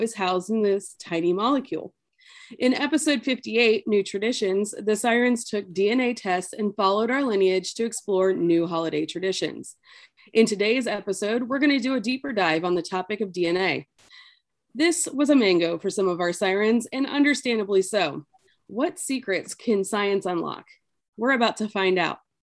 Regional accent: New York, United States; that's where I grew up was in New York

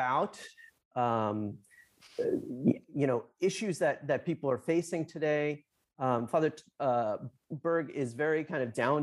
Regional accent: New Jersey, United States; I'm from Jersey.

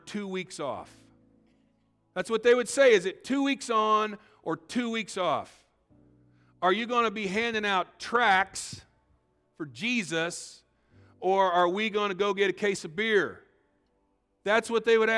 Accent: Illinois, United States; I grew up in Illinois

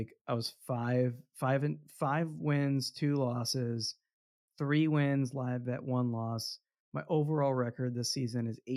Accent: Texas, United States; I'm from Texas

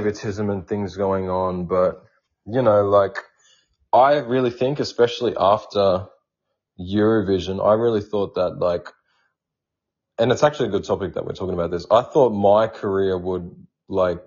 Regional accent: Indigenous Australian, Victoria, Australia

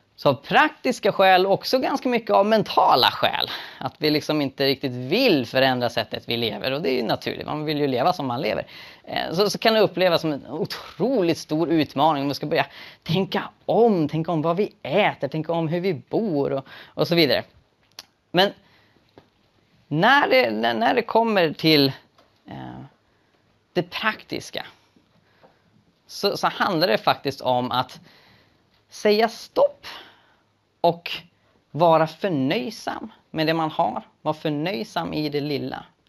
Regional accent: Sweden; den levnadsstandard vi har i Sverige

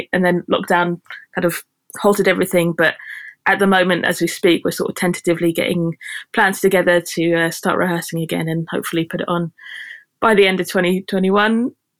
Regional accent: Devon, South West England, United Kingdom; moved away as an adult; now in Bristol, United Kingdom; so I'm based in Bristol, but I grew up in Devon.

